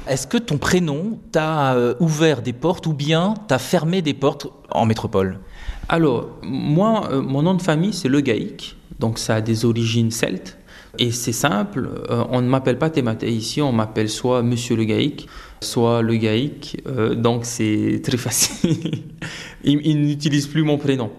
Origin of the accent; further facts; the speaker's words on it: Windward Islands, French Polynesia; moved away; also born or lived in Austral Islands; j'ai grandi sur euh, Tahiti, sur l'île de Tahiti, l'île principale, mais j'ai également vécu dans les archipels des îles australes